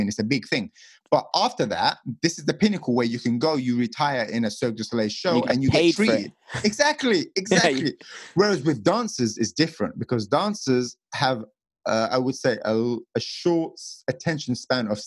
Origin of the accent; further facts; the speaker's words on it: England, United Kingdom; moved away as an adult; also born or lived in Las Vegas, United States; I come from England where the houses are tiny for the amount of money you have to pay